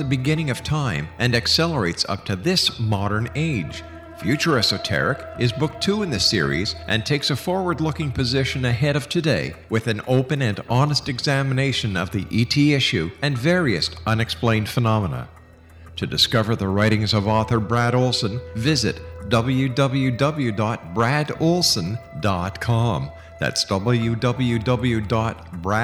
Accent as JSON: {"language": "English", "town": "Montreal", "region": "Quebec", "country": "Canada", "said": "I'm from Montreal"}